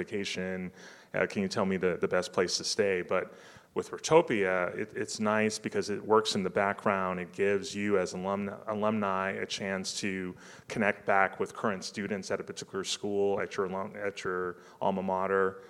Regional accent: Detroit, Michigan, United States; also born or lived in Texas; now in Austin, United States; the other one is in Detroit, which is my hometown. So that's why I'm kind of bullish on them, because I'm a native Michigander living in Texas

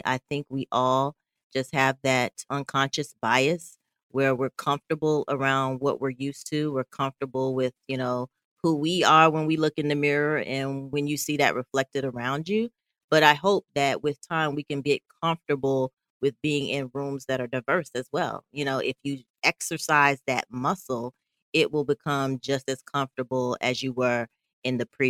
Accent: Southeast, United States; oh, they're from the Midwest and I'm from Southeast.

